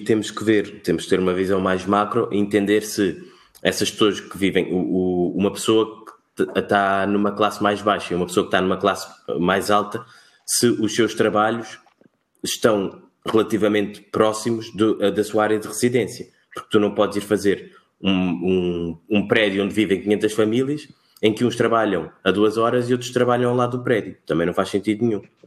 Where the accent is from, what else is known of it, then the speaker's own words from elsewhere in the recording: Cape Verde; also born or lived in Portugal; now in Lisbon, Portugal; Eu sou cabo-verdiano, somos de ilhas, temos o mar sempre à volta